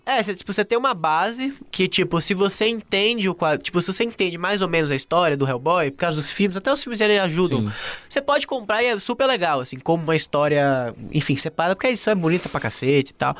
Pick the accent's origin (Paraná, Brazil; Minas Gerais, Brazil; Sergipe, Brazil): Sergipe, Brazil; Aracaju; now in São Paulo, Brazil; eu sou de Aracaju, né? Então era é um lugar minúsculo